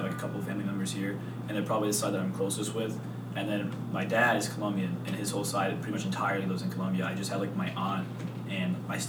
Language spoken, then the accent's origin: English; Medford, Massachusetts, United States; also born or lived in Everett; I came from Medford, obviously.